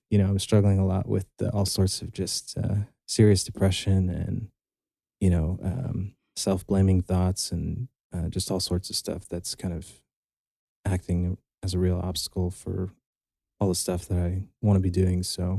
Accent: Texas, United States; I grew up in Texas my whole life, but have a Lebanese dad, so multicultural kid. Grew up mostly here in the States

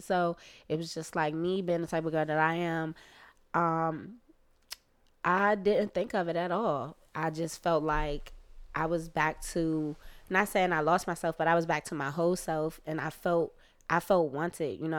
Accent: United States; me being American

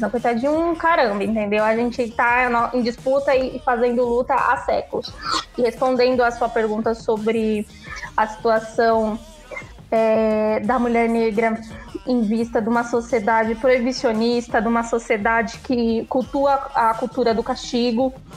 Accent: Bahia, Brazil; eu sou nordestina, né? Eu sou baiana.

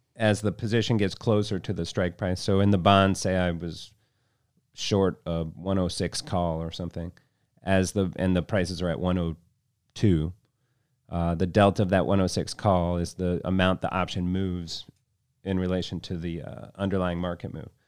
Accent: Vero Beach, Florida, United States; moved away as an adult; also born or lived in Aspen, Colorado; now in Chicago, United States; I was born in Chicago, raised down in Vero Beach, Florida

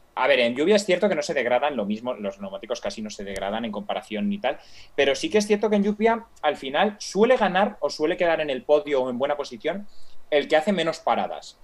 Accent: Spain; soy español

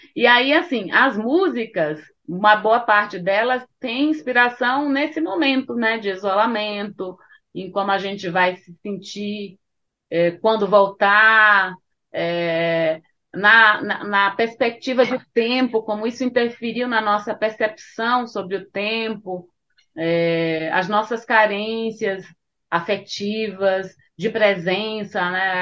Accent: Bahia, Brazil; now in São Paulo, Brazil; sendo baiana

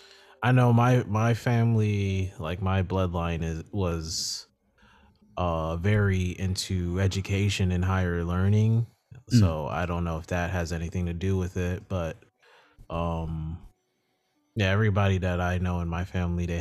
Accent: New York, United States; I was born in New York

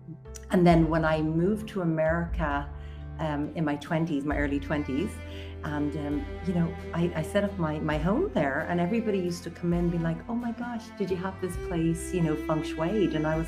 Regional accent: Leinster, Ireland; I'm actually born and raised in Wicklow area, and I really spent a lot of my childhood with really deep connection and reverence to the land.

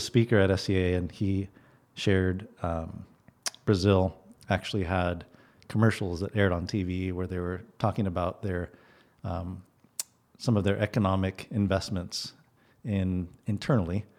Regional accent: Guatemala; now in Bellingham, United States; I grew up in Guatemala

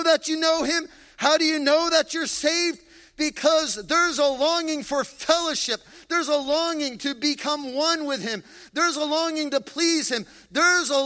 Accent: Freehold, New Jersey, United States

